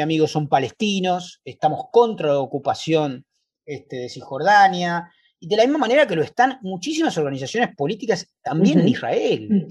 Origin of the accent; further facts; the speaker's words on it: Argentina; los judíos somos plurales, los argentinos judíos somos plurales